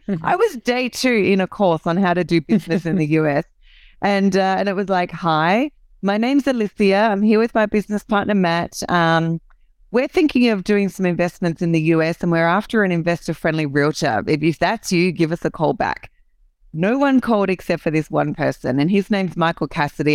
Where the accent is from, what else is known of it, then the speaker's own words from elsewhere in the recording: Australia; accent: Aussie; I'm an Aussie, so this is the the Aussie accent